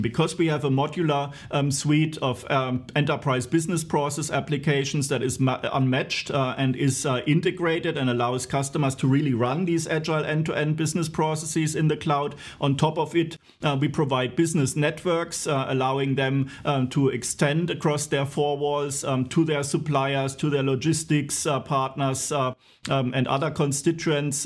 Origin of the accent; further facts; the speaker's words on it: Walldorf, Baden-Württemberg, Germany; you're finding me today in my hometown in Waldorf, where also S A P headquarters is